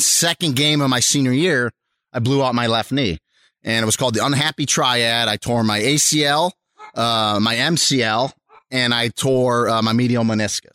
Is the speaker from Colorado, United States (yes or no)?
no; Rochester, New York, United States; I, uh, was born and raised in Rochester, New York. So that's where I'm from